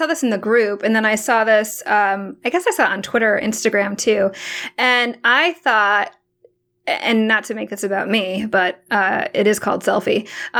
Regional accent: Hong Kong; born there; so my mom's from the Philippines and I was born in Hong Kong.

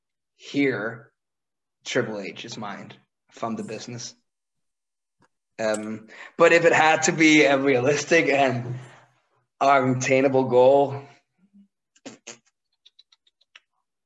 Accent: Randers, Central Denmark Region, Denmark; the hometown that I'm from, which is Randers

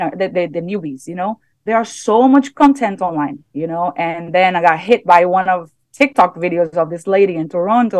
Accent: Brazil; English is a second language; moved away; I'm from middle class, you know, I'm from Brazil

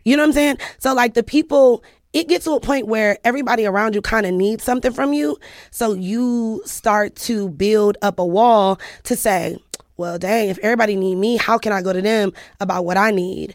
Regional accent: Cleveland, Ohio, United States; I'm from Cleveland

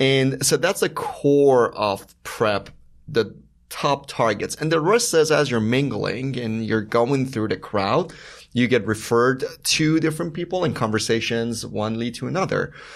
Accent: Iran; moved away; I was born and raised in Iran

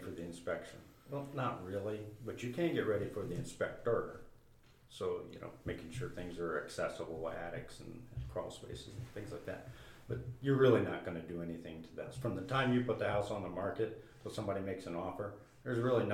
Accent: Lima, Ohio, United States; moved away; Moved back to Lima. I'm from Lima. Moved back to Lima 20-some years ago

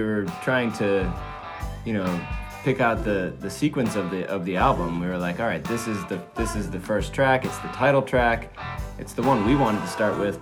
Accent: Switzerland; moved away; also born or lived in Maine; I grew up in Europe, in Switzerland, and then moved to Maine with my family

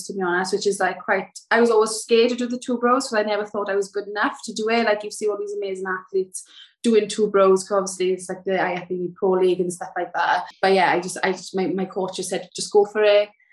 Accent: South Wales, United Kingdom; moved away as an adult; now in Kent, United Kingdom; I'm from South Wales, but I moved to Kent

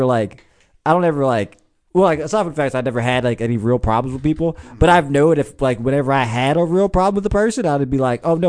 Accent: Norristown, Pennsylvania, United States; I grew up in Norristown.

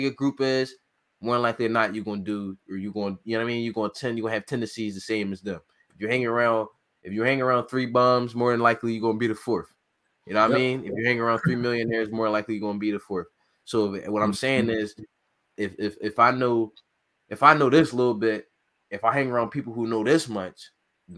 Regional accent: Philadelphia, Pennsylvania, United States; I grew up in North Philly

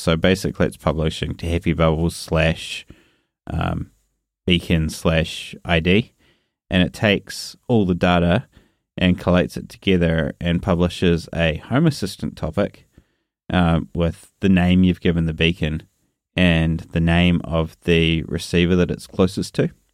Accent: New Zealand; accent: New Zealand; my New Zealand accent

